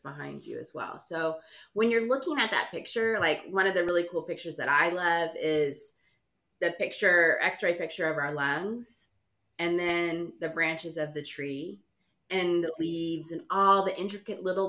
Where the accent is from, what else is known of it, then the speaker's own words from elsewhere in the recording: Houston, Texas, United States; I grew up in Houston